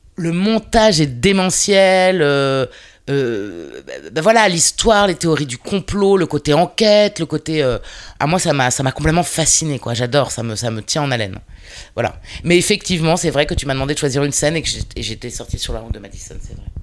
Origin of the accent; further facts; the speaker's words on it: Paris, Île-de-France, France; je suis une parisienne, une vraie de vraie